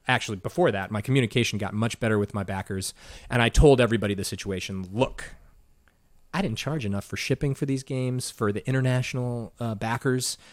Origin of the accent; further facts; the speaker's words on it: Evanston, Illinois, United States; moved away as an adult; also born or lived in Arizona / Georgia / South Carolina; now in Chicago, United States; I grew up in Evanston